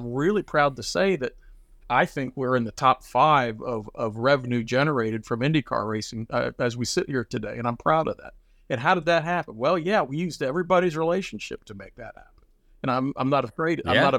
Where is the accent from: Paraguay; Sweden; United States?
United States; Midwest; I put a lot of it to kind of how we were raised in the Midwest, or the work mentality.